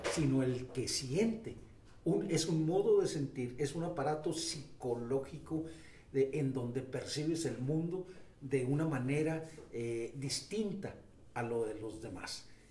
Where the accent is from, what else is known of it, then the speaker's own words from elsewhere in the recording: Delicias, Chihuahua, Mexico; moved away as an adult; also born or lived in Mexico City; now in Chihuahua, Mexico; Nací en Delicias, Chihuahua, en el sector sur eh, una infancia extraordinaria. Ahí estudié